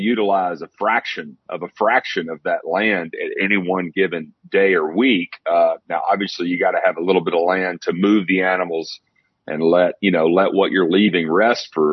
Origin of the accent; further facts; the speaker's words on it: Athens, Tennessee, United States; I live in Athens, Tennessee, is my hometown.